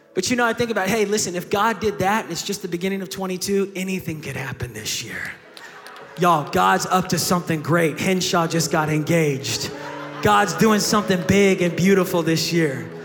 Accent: Tulsa, Oklahoma, United States; I'm from Tulsa, Oklahoma

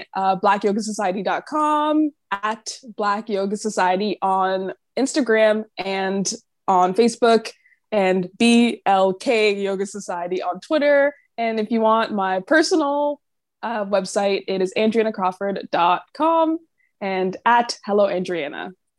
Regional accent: Jamaica; And I'm Jamaican, so I was like, oh, let me come visit.

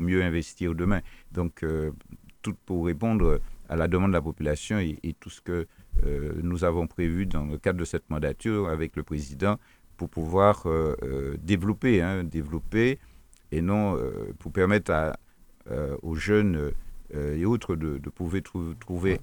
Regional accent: Martinique; nous sommes des Martiniquais

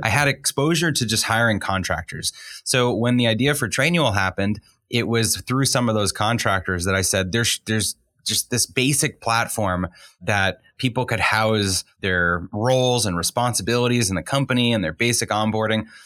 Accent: Boston, Massachusetts, United States; I grew up in the Boston area

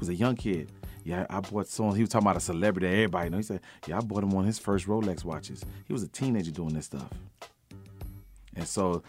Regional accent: Miami, Florida, United States; I came up in a place they call Uptown Little Haiti. It's like Uptown. I grew up in Uptown. But I went to school in Little Haiti.

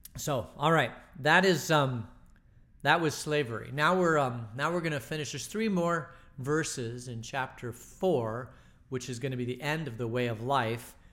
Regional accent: Phoenix, Arizona, United States; growing up in Phoenix in the sixties

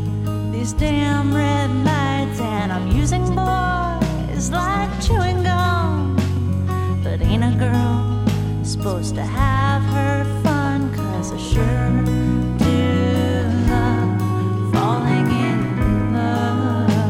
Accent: Sycamore, Illinois, United States; I was driving back into my hometown of Sycamore

